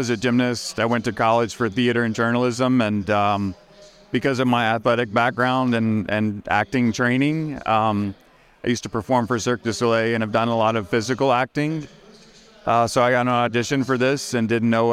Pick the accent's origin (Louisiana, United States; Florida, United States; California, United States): Louisiana, United States; Lake Charles; moved away as an adult; I moved away from home when I was like right out of high school, and so I recently kind of decided I wanted to be a little closer to my family and everyone I love. So I'm originally from Lake Charles, Louisiana, and I've been back there working